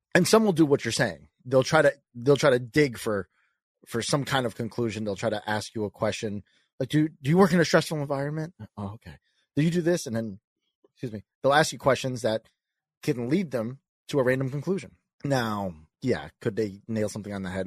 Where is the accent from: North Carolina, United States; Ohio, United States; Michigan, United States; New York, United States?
New York, United States; I'm a kid from New York. I'm Italian and I'm a salesman.